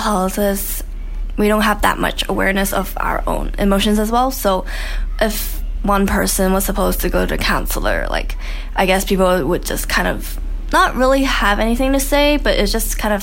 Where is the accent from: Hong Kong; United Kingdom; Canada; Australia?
Hong Kong; I'm from Hong Kong, and I went to an international school